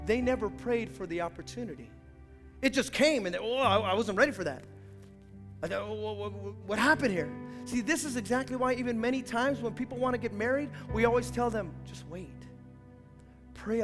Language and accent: English; Hayward, California, United States; where are you from? And I say Hayward, they go, oh, you're from Hayward?